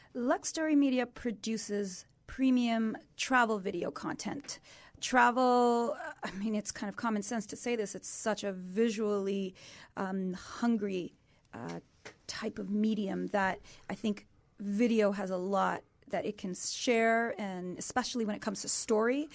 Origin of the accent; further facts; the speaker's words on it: Canada; as Canadians